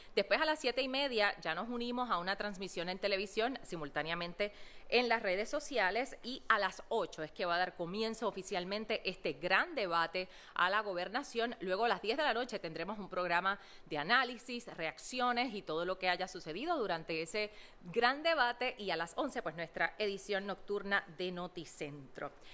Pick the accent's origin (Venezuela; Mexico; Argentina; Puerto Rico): Puerto Rico; Utuado; soy de Utuado